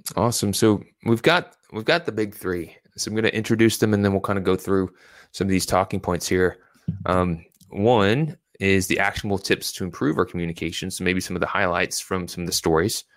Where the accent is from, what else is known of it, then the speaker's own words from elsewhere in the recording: Louisville, Kentucky, United States; also born or lived in Virginia Beach, Virginia; I was born in Virginia Beach, Virginia, but I was raised in Louisville, Kentucky